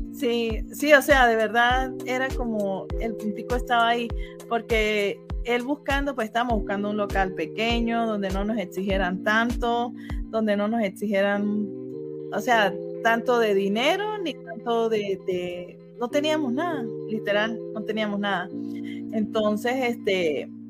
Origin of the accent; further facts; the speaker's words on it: San Cristóbal, Táchira, Venezuela; now in Utah, United States; soy de San Cristóbal